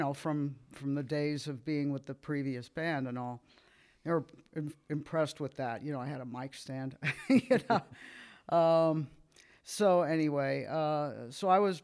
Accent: Miami, St. Petersburg, Florida, United States; we moved from Miami to St. Petersburg

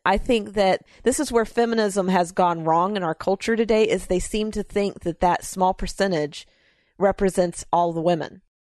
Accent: the South, United States; I was raised in the South

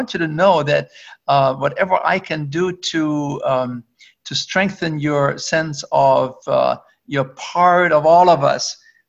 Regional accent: Germany; English is a second language; moved away; also born or lived in Canada; I used to live in Canada when I came from Germany.

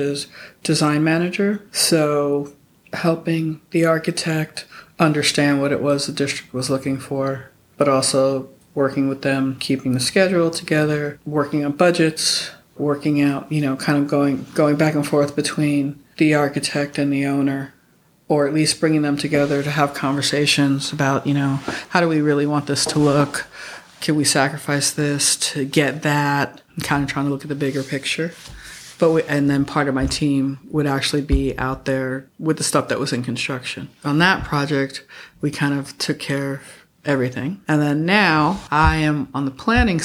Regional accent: New York City, New York, United States; moved away; I grew up in New York

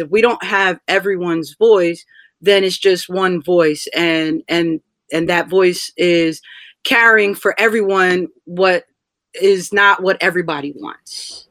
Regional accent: Rahway, New Jersey, United States; also born or lived in Tallahassee, Florida; I am from Rahway

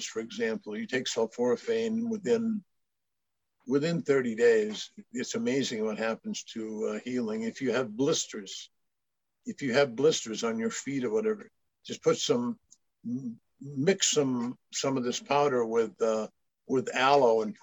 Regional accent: northern Maine, United States; moved away; I grew up, 20 miles from Quebec, Canada.

